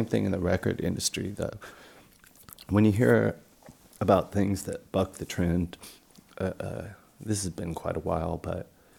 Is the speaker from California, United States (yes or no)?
yes; Newport Beach, California, United States; moved away as an adult; also born or lived in San Francisco, California; I'm from Newport Beach, California.